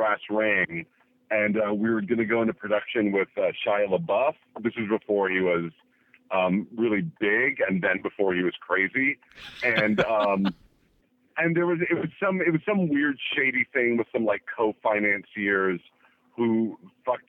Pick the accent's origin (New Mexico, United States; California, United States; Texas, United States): California, United States; Berkeley; moved away as an adult; also born or lived in New York; now in Los Angeles, United States; I grew up in the Bay Area, in Berkeley